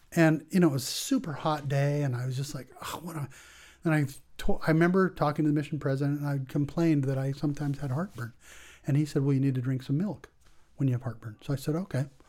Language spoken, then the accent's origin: English; La Jolla, California, United States; moved away as an adult; also born or lived in Guatemala; I grew up in La Jolla, California. That's where I went to high